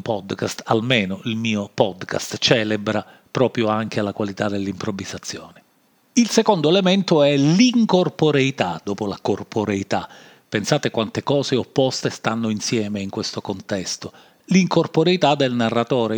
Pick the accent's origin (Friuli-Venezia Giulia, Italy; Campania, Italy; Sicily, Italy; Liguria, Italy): Sicily, Italy; accent: Sicilian; questo accento siciliano, eh, perché sono siciliano